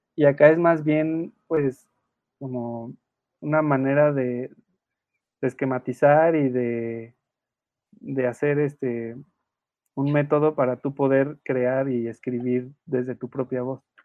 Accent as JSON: {"language": "Spanish", "region": "Querétaro", "country": "Mexico", "said": "yo soy de Querétaro"}